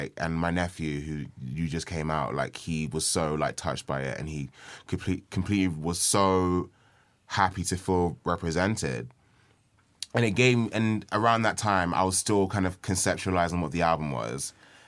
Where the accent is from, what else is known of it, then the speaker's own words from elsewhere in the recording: Nigeria; I'm Nigerian.